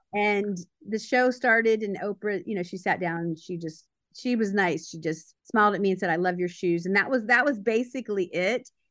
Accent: Baltimore, Maryland, United States; I grew up in Baltimore, Maryland

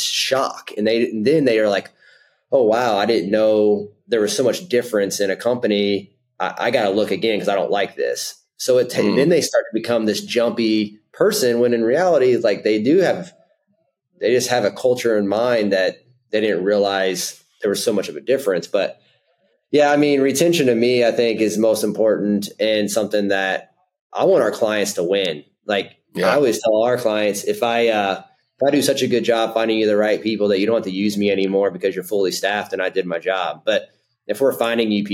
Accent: Southern Indiana, United States; now in Indianapolis, United States; I'm a Indiana native. I grew up in Southern Indiana, super small town, close to Evansville

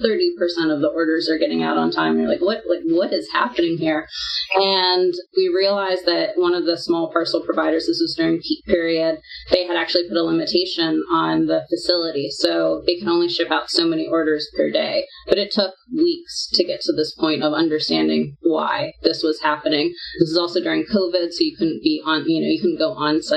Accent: United States; also born or lived in Singapore / Australia; I'm American

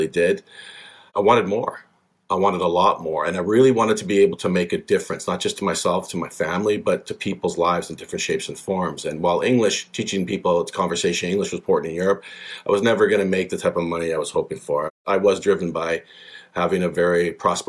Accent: British Columbia, Canada; born and raised in British Columbia, one of the most beautiful places in Canada, fantastic place to grow up.

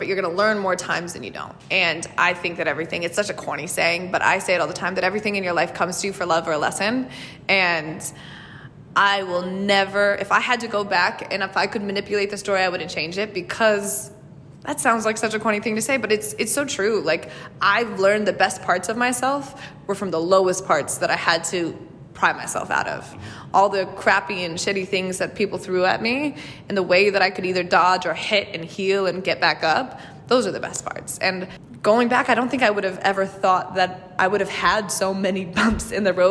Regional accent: California, United States; moved away as an adult; now in New York City, United States; my small town in California

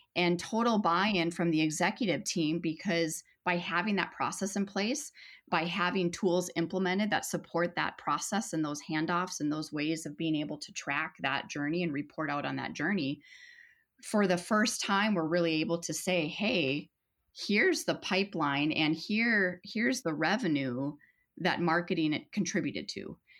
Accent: Minnesota, United States; a Minnesotan

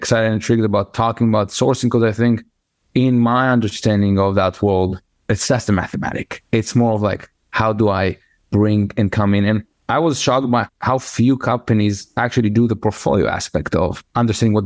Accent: Israel; moved away; I'm originally from Israel

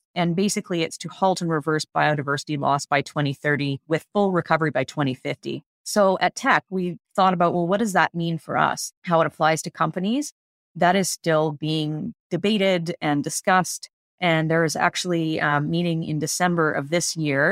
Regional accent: British Columbia, Canada; I grew up in British Columbia, fortunate enough to be in an area with lots of wilderness nearby

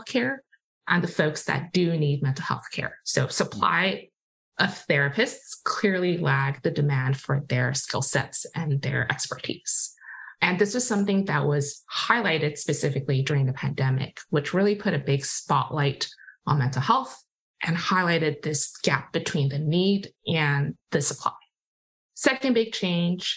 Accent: Hong Kong; also born or lived in Massachusetts, United States; now in Bay Area, United States; I grew up in Hong Kong

